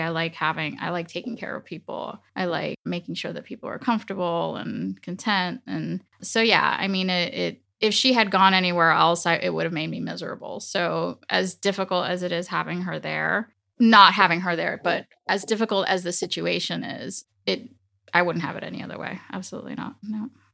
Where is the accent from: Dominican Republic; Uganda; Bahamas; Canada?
Dominican Republic; first language Spanish; English is a second language; moved away; also born or lived in United States; my father took me down to the Dominican Republic and I was raised there